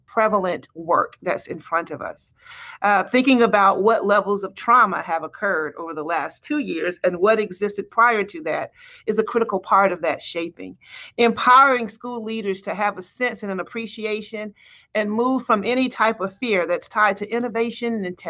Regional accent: Macon, Georgia, United States; moved away as an adult; also born or lived in DeKalb County / Charleston / Louisville / Birmingham; now in Atlanta, United States; my hometown of Macon

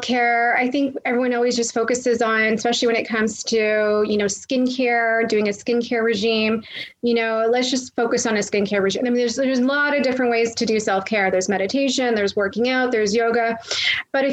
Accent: Toronto, Ontario, Canada; also born or lived in Florida; I'm originally from the Toronto area, but I reside in both places.

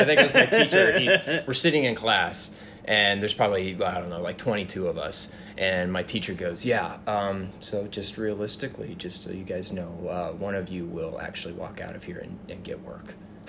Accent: Washington, United States; born there; also born or lived in St. Charles, Missouri; So I was born in Washington State. Hmm. Moved to like St. Charles, Missouri when I was really young. Then back to Washington.

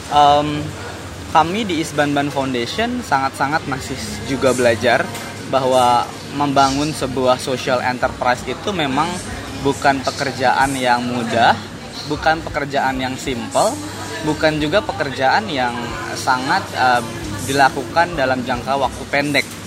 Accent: Serang, Banten, Indonesia; karena saya orang Banten lahir di Serang Banten

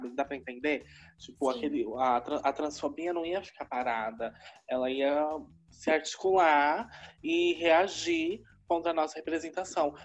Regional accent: São Paulo, Brazil; moved away as an adult; now in Araraquara, Brazil; Eu sou de São Paulo, sou de Itaquera, né, Zona Oeste mas desde 2016 eu moro em Araraquara

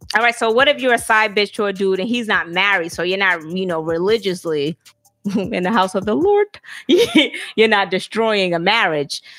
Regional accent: Alabama, United States; moved away; I'm from Alabama, so we wasn't kings and queens.

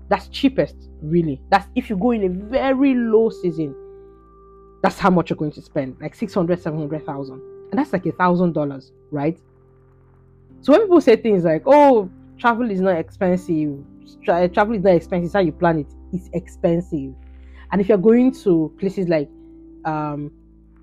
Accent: Nigeria; I'm Nigerian

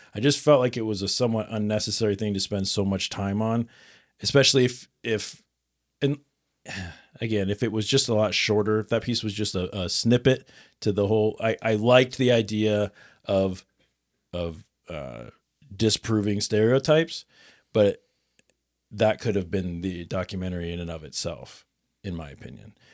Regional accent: Nebraska, United States; I'm from Nebraska

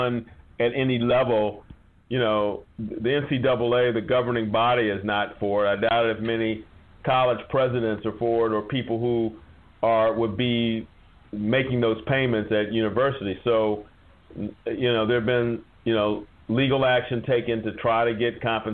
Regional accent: Wichita, Kansas, United States; I was born in Wichita, Kansas

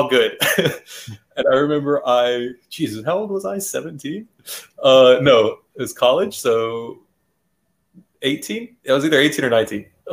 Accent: Houston area, Texas, United States; born or raised there

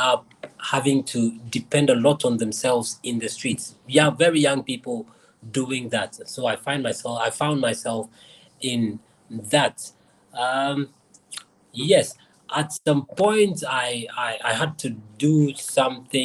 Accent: Accra, Greater Accra, Ghana; I was born in Nima in Accra, Ghana.

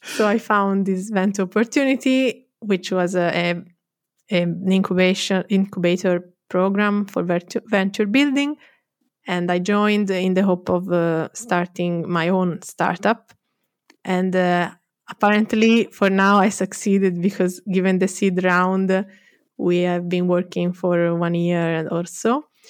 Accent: Florence, Tuscany, Italy; also born or lived in London; I'm from Florence.

